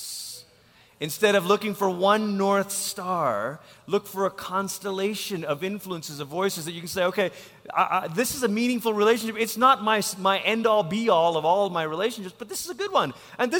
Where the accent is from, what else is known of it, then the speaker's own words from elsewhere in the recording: Malaysia; now in United States; I'm from Malaysia